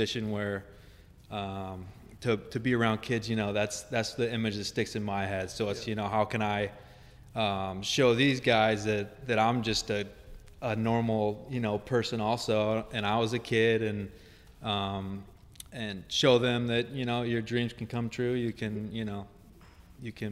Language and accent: English; New Melle, Missouri, United States; I grew up actually in New Melle, Missouri